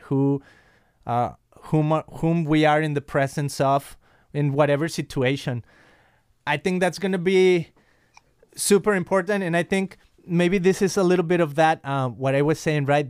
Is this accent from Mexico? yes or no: yes; Guadalajara, Jalisco, Mexico; now in California, United States; I'm from Guadalajara, Mexico, and here I am in California.